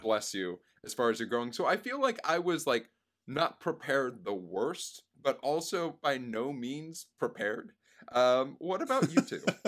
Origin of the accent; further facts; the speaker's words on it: Boca Raton, Florida, United States; I was raised in Boca Raton, Florida